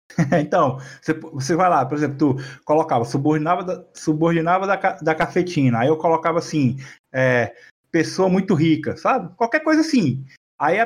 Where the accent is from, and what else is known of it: Região dos Lagos, Rio de Janeiro, Brazil